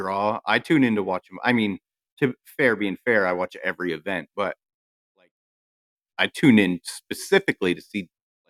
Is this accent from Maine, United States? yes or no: yes; Maine, United States; We're both from Maine.